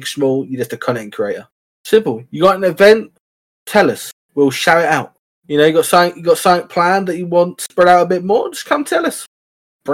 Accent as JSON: {"language": "English", "region": "England", "country": "United Kingdom", "said": "I'm from England"}